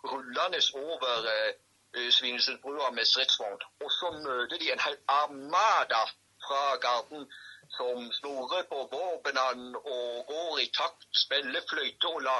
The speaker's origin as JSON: {"language": "Norwegian", "region": "Agder", "country": "Norway", "said": "For jeg er jo fra Sørlandet, sant."}